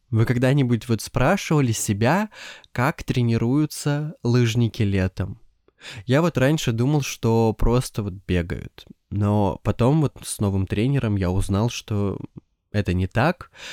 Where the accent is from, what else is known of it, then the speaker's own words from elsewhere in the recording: Siberia, Russia; Я из Сибири, и у нас, по ощущениям, как будто полгода лежит снег